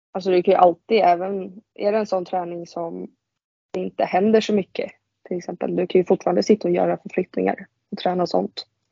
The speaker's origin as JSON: {"language": "Swedish", "town": "Vendelsö", "region": "Stockholm County", "country": "Sweden", "tie": "born or raised there", "also_born_or_lived": "Nacka", "said": "jag spelade ju en säsong där när jag var liten i Vändelsö"}